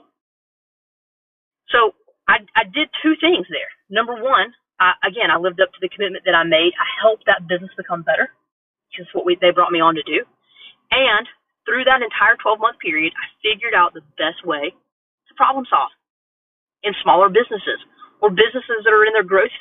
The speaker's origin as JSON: {"language": "English", "town": "Asheville", "region": "North Carolina", "country": "United States", "also_born_or_lived": "Midwest", "moved": "yes", "lives_now": "Charleston, United States", "said": "I'm from the South originally. I'm from Asheville, North Carolina"}